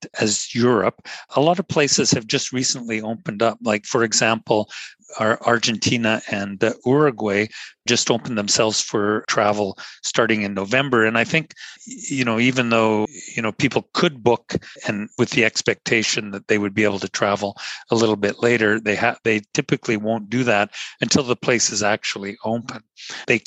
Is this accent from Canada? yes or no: yes; Northern Canada, Canada; being Canadian and growing up in the Canadian North